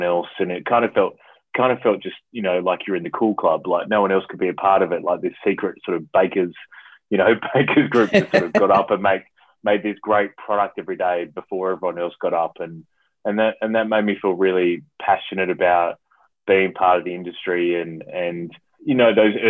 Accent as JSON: {"language": "English", "region": "South Australia", "country": "Australia", "also_born_or_lived": "Adelaide / Perth / Brisbane / Vancouver", "moved": "as an adult", "lives_now": "Melbourne, Australia", "said": "I'm originally from South Australia. So I haven't lived in SA for around 10 or 11 years at least now"}